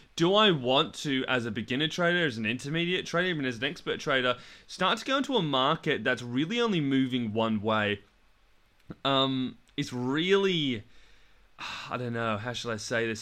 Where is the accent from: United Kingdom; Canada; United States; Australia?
Australia; I'm in England right now and I'm from Australia